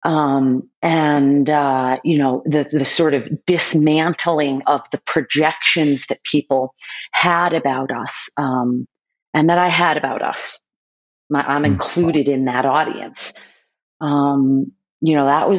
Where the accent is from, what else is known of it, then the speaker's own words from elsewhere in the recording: Boston, Massachusetts, United States; my family was very well known in the city that I grew up in Boston